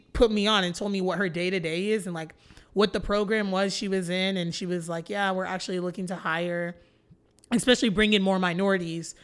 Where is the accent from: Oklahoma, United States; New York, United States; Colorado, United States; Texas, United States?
Texas, United States; Flower Mound; I grew up born and raised in Flower Mound, Texas